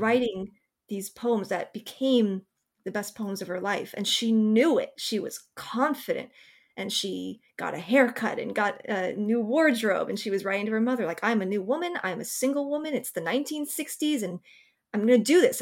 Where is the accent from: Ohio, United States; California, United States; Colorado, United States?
California, United States; Bay Area; When I was a teenager growing up in the Bay Area